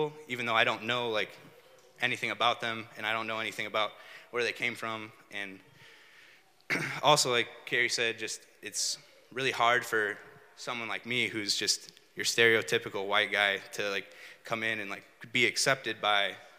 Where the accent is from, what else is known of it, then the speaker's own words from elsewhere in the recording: United States; moved away as an adult; now in St. Louis, United States; I was growing up in Chabance, I didn't like see that as a reality for me, you know. I figured I would just grow up and live in Chabance my whole life